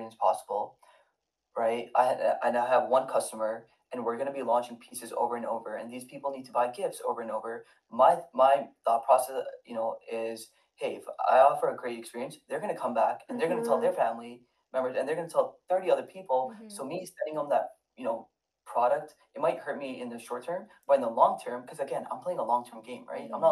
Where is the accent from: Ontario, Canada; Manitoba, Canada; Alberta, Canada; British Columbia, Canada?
Ontario, Canada; Toronto; now in Michigan, United States; I grew up in Toronto